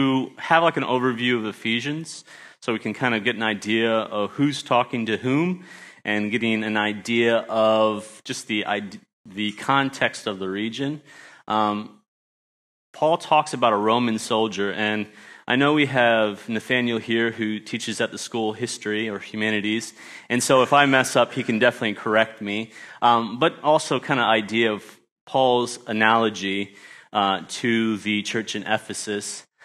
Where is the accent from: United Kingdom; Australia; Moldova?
Australia; also born or lived in United States; And so I grew up in Australia and went back to the States, lost my accent, unfortunately, and then was able to come back here and teach at the Christian school for 2 years.